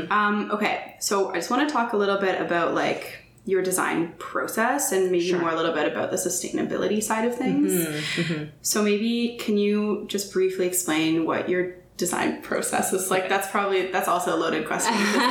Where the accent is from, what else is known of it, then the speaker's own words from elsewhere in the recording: Parry Sound, Ontario, Canada; also born or lived in Toronto; But yeah, I also worked in commercial design before I moved back up north. I'm from Parry Sound originally.